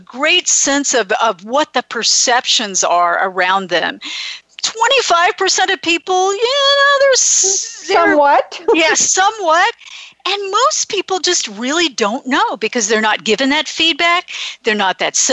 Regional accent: Florida, United States; now in California, United States; I grew up in Florida

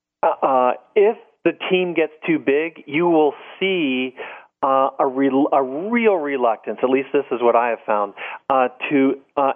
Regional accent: Washington, District of Columbia, United States; someone who was raised in the Washington, D.C. area

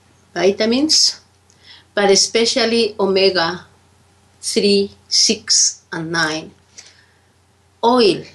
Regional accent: Peru; I come from Peru.

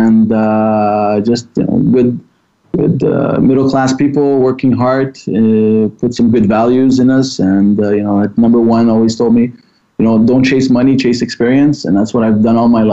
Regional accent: Laval, Quebec, Canada; I was born and raised here in Laval.

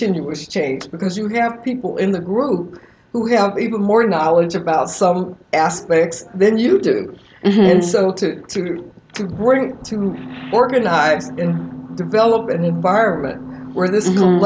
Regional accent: Birmingham, Alabama, United States; growing up in Birmingham, Alabama

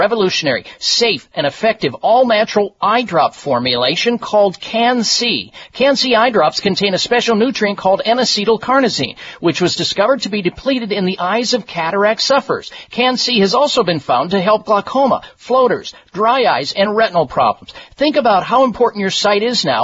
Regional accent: Midwest, United States; when I was growing up in the Midwest

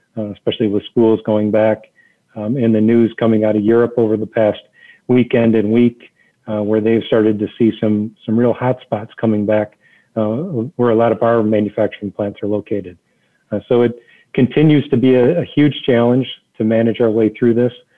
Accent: Detroit, Michigan, United States; I grew up in the Detroit area

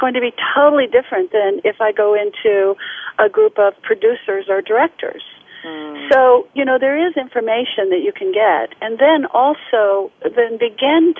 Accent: United States; I was the only one from the United States in that particular symposium.

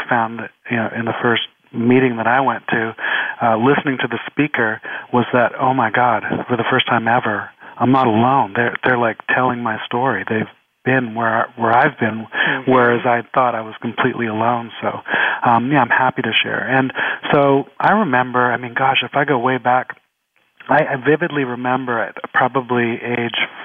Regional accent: Canada; now in Los Angeles, United States; I'm Canadian

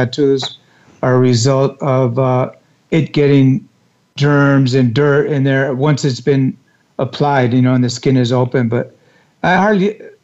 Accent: Los Angeles, California, United States; I grew up in East LA, you know, area

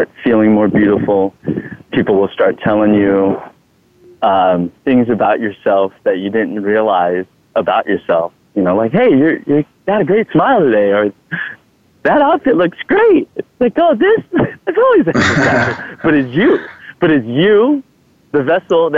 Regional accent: Thailand; English is a second language; now in United States; I'm Thai. I'm from Thailand.

